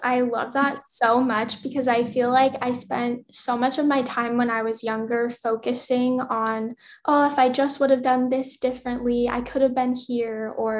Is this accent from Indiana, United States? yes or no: no; Louisiana, United States; now in Los Angeles, United States; so I'm from Louisiana originally, and Louisiana's like acronym is LA, but obviously LA different than Los Angeles.